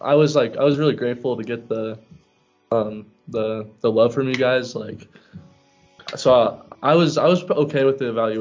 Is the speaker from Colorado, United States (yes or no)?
yes; Parker, Colorado, United States; I'm from Parker, Colorado.